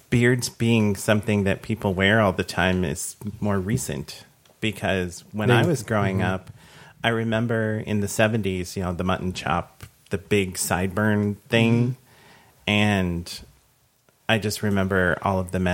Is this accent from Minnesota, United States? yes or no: yes; Minnesota, United States; I grew up in Minnesota